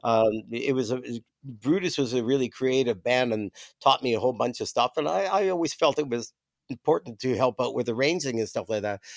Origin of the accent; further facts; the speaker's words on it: Toronto, Ontario, Canada; moved away; I grew up in Toronto